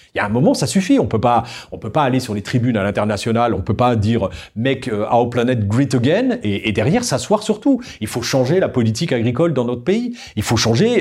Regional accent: France; chez nous en France

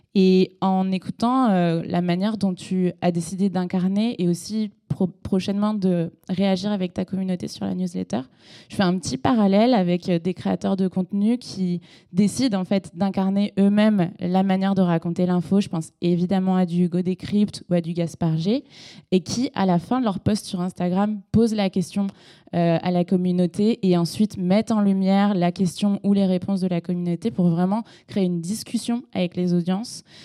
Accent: Segré, Pays de la Loire, France; now in Paris, France; je viens de Segré dans le maine

